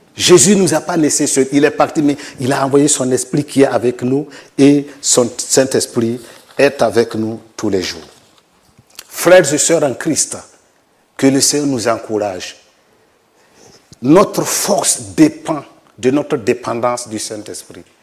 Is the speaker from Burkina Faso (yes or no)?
yes; Burkina Faso; je suis du Burkina Faso, pasteur euh, sur place là-bas depuis 2013